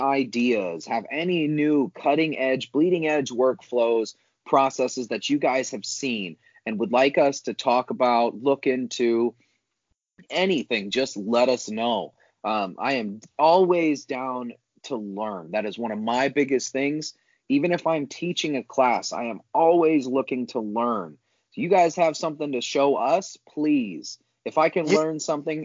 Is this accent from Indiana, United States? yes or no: yes; Northwest Indiana, United States; moved away; I grew up in Northwest Indiana